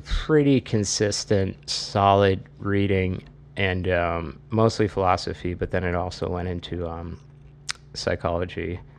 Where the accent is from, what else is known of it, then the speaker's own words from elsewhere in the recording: Massachusetts, United States; I am 39 from Massachusetts